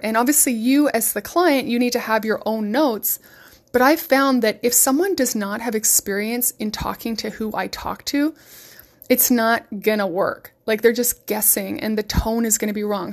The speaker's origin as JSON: {"language": "English", "region": "West Coast", "country": "United States", "said": "I'm from the West Coast"}